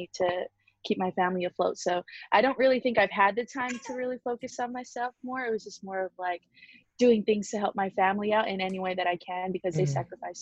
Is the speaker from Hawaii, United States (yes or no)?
yes; Honolulu, Hawaii, United States; now in West Covina, United States; I am originally born and raised in Honolulu, Hawaii, and now I'm currently living in West Covina, California